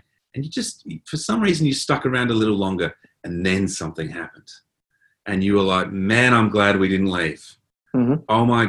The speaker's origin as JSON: {"language": "English", "town": "Adelaide", "region": "South Australia", "country": "Australia", "tie": "born or raised there", "also_born_or_lived": "Port Augusta / Port Lincoln", "said": "I grew up in Adelaide, which is not a big town. And then we moved to Port Augusta, which is a very small town, and Port Lincoln"}